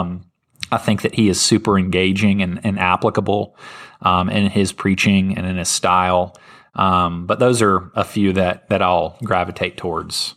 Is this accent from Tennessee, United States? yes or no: yes; Germantown, Tennessee, United States; he was my pastor growing up in Germantown, Tennessee